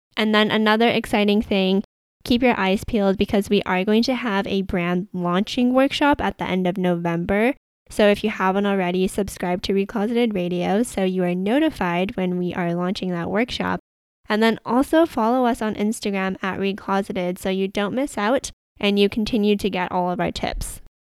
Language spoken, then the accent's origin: English; Canada; I am Canadian and I've lived in Canada my entire life